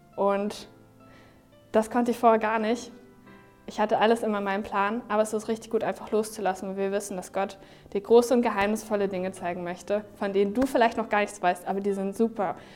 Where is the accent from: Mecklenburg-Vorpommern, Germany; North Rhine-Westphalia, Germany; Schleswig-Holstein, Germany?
Schleswig-Holstein, Germany; Neumünster; Heimatstadt ist ja voll langweilig